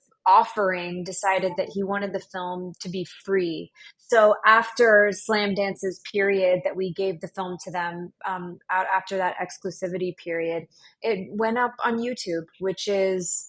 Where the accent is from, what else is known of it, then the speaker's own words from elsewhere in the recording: Texas, United States; moved away; also born or lived in New York; I grew up in Texas